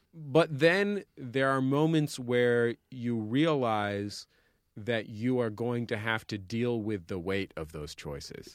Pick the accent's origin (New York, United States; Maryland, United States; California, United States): California, United States; San Francisco; I'm from San Francisco